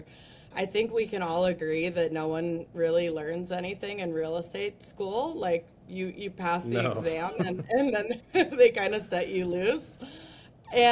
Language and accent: English; Breckenridge, Colorado, United States; I grew up in Breckenridge, Colorado, so I learned how to ski right around the time that I could walk.